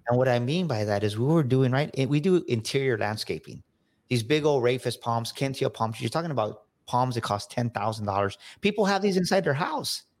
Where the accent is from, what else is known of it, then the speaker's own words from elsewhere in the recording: San Antonio, Texas, United States; grew up here in San Antonio, Texas on the South Side